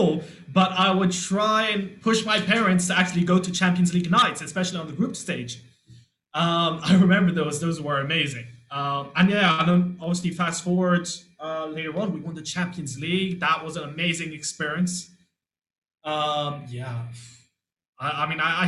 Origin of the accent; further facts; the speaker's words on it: London, United Kingdom; I was born in London. I lived at the time probably like 10, 15 minutes from the stadium